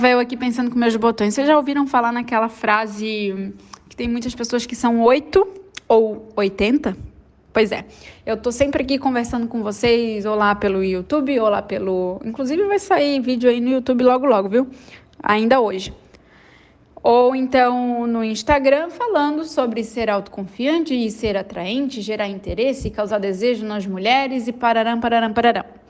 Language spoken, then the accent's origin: Portuguese; Florianópolis, Santa Catarina, Brazil; não sou carioca, sou, sou manezinha